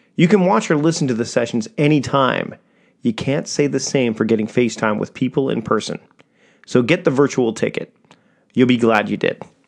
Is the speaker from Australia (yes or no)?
no; Victoria, British Columbia, Canada; my hometown of Victoria, B C, Canada